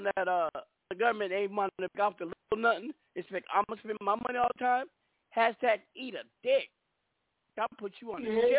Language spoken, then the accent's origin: English; California, United States; I'm from California.